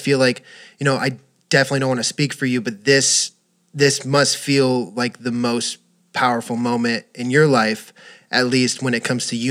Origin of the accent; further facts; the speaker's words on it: Los Angeles, California, United States; I grew up in Los Angeles, you know, one of the most diverse places in the entire country